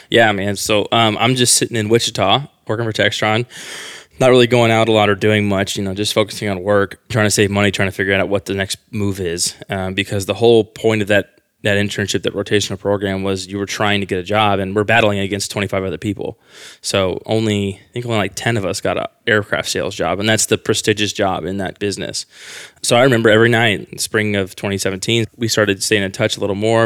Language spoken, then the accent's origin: English; Quincy, Illinois, United States; moved away as an adult; now in Austin, United States; I'm from Quincy, Illinois. It's a very small town in Illinois, the west side of Illinois, almost by Missouri